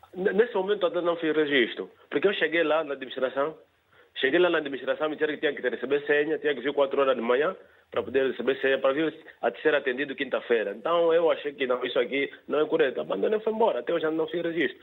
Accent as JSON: {"language": "Portuguese", "area": "Marco 25 village", "region": "Moxico", "country": "Angola", "said": "eu sou da aldeia do Marco 25"}